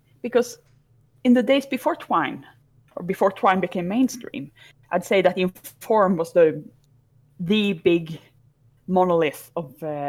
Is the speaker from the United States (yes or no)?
no; Sweden; moved away as an adult; now in Birmingham, United Kingdom; I was born in Sweden, which is actually where I'm talking from right now. But I moved to the UK in 2001 on the 12th of September 2001, in fact.